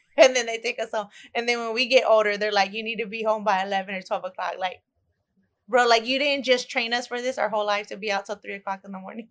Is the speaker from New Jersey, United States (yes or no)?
no; Dallas, Texas, United States; I'm from Dallas, Texas